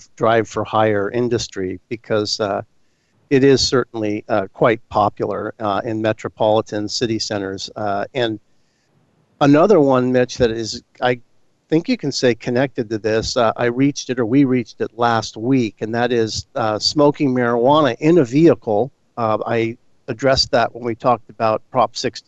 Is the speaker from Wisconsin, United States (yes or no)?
no; San Mateo, California, United States; State Senator Jerry Hill from San Mateo, my hometown